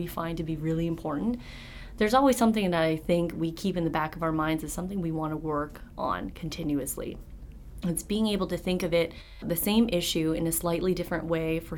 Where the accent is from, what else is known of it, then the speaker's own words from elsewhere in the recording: Vancouver, British Columbia, Canada; moved away as an adult; I was born and raised in Vancouver, British Columbia, stayed there for all of my schooling up until the end of undergrad